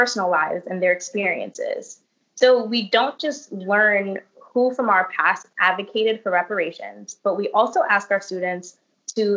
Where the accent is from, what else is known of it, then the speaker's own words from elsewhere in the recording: Brooklyn, New York, United States; Being born and raised in Brooklyn